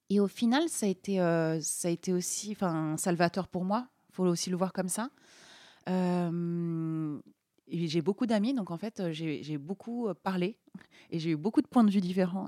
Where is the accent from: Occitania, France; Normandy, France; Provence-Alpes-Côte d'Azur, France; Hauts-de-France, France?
Normandy, France; moved away; vers chez moi en Normandie